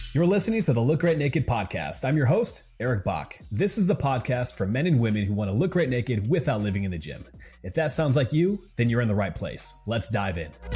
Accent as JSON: {"language": "English", "region": "Wisconsin", "country": "United States", "tie": "born or raised there", "said": "growing up in Wisconsin"}